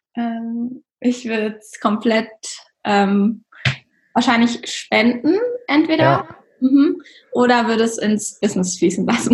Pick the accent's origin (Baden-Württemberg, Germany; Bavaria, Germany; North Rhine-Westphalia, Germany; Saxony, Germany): Bavaria, Germany; Regensburg; ich bin ja, wir sind ja auch aus Regensburg